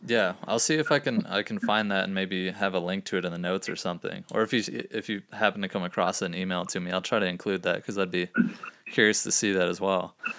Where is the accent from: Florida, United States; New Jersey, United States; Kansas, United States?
Florida, United States; Gainesville; growing up in Gainesville, Florida